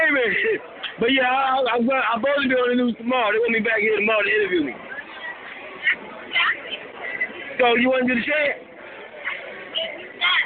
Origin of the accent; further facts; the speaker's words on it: Los Angeles, California, United States; I'm from West LA, uptown.